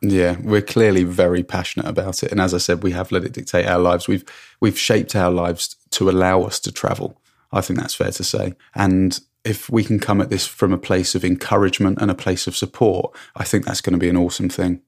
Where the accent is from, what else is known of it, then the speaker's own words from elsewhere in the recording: England, United Kingdom; moved away as an adult; also born or lived in Hong Kong; now in Canada; When I came home from Hong Kong, it was never my plan to stay in England.